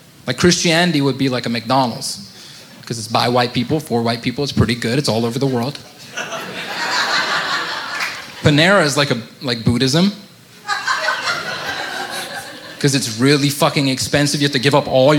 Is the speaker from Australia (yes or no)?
no; India; also born or lived in Middle East; I grew up in the Middle East, but I'm Indian. I'm from the great nation of India